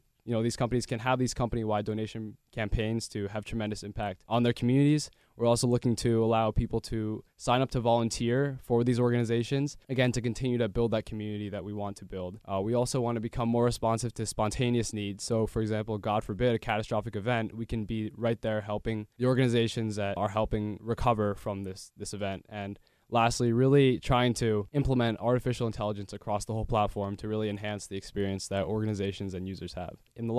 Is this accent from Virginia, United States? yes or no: no; Princeton, New Jersey, United States; From Princeton, New Jersey.